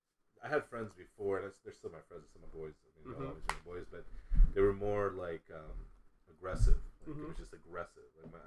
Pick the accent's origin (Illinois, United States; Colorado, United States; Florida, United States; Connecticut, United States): Illinois, United States; Chicago; moved away; also born or lived in Compton; I grew up in Chicago.